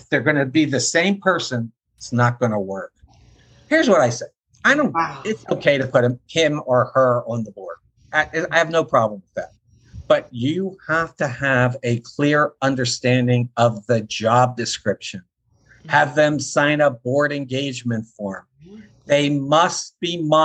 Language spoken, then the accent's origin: English; Philadelphia, Pennsylvania, United States; I grew up in Philly